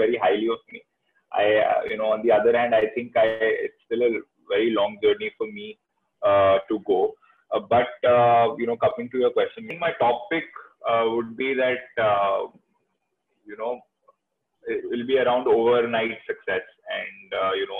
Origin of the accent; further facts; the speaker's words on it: Delhi, India; I'm from Delhi